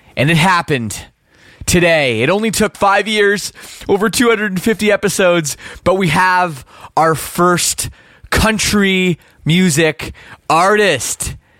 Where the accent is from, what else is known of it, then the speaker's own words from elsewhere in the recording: Oakville, Ontario, Canada; accent: Canadian; moved away as an adult; I grew up in Oakville